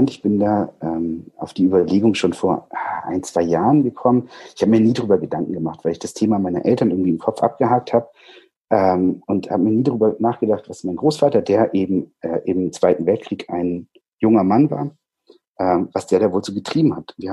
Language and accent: German; Baden-Württemberg, Germany; moved away; also born or lived in Schleswig-Holstein; ich komme ursprünglich aus Süddeutschland, äh, aus Baden-Württemberg, ähm, bin dann äh, nach Schleswig-Holstein gezogen, so weit weg, wie es irgendwie ging